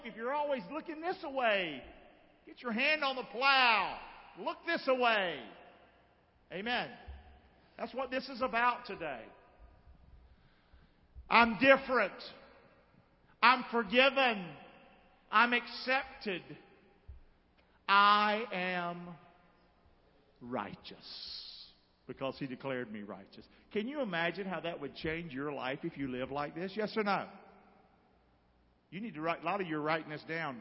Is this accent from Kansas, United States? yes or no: no; Rockingham, North Carolina, United States; I see myself growing up in Rockingham.